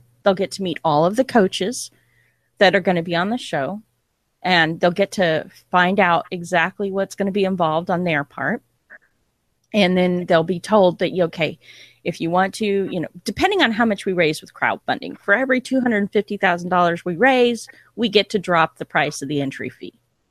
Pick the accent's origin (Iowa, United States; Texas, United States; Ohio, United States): Texas, United States; Hey, I'm a Texan American, so hey.